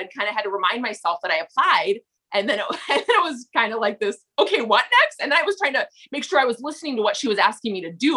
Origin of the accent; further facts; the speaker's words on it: Minnesota, United States; accent: thick Minnesota; I'm … from Minnesota.